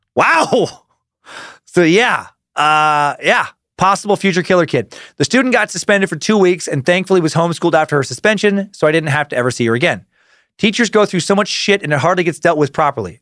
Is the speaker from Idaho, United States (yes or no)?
yes; Idaho, United States; an area of Idaho near where I grew up